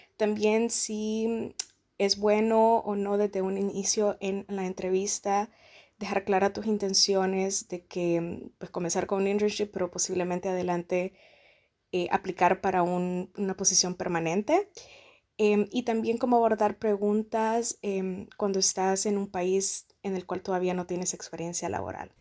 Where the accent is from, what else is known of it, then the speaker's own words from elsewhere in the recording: Honduras; moved away as an adult; now in Germany; una hondureña que vive en Alemania hace aproximadamente un año